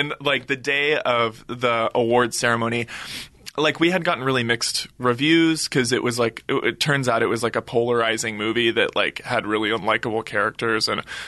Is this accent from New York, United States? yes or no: no; Texas, United States; Well, it was – as a Texan, it was very cool to have friends come, and my family.